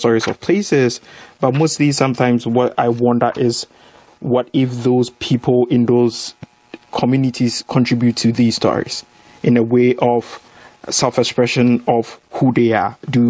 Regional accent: Ghana; moved away as an adult; I come from Ghana. You know, I don't come from a rich home.

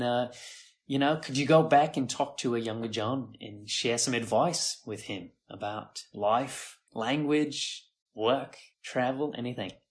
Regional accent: San Diego, California, United States; moved away as an adult; also born or lived in India / Thailand; now in Taiwan; San Diego, where I grew up in California

